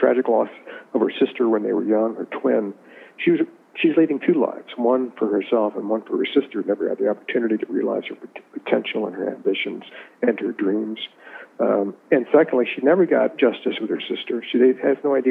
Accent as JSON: {"language": "English", "town": "Richmond", "region": "Virginia", "country": "United States", "tie": "born or raised there", "said": "I grew up in Richmond"}